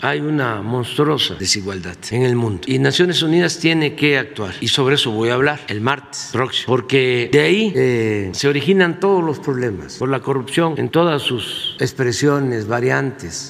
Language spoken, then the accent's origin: Spanish; Tepetitán, Tabasco, Mexico; soy de Tepetitán. Macuspana, Tabasco